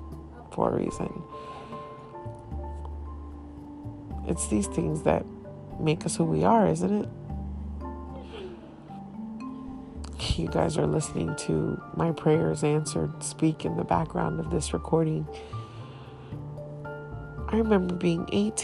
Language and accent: English; Miami, Florida, United States; first language Haitian Creole; I was raised in Miami